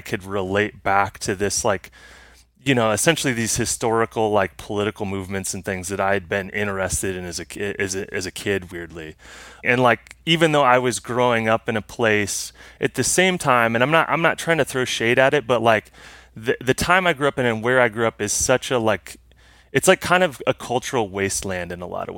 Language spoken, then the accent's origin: English; Muscatine, Iowa, United States; also born or lived in Cedar Falls, Iowa; I grew up in a small town in Iowa called Muscatine, Iowa.